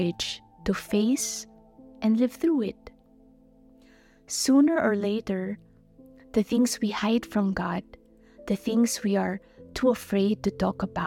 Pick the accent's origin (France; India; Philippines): Philippines; I'm from the Philippines.